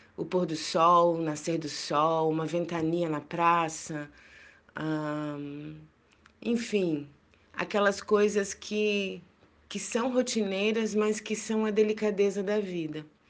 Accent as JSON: {"language": "Portuguese", "region": "Minas Gerais", "country": "Brazil", "tie": "born or raised there", "said": "eu cresci em Minas Gerais"}